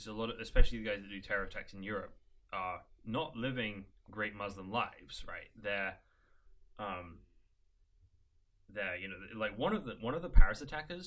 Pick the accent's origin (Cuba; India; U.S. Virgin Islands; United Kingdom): United Kingdom; now in United States; as a British person, there's some ways I represent British culture well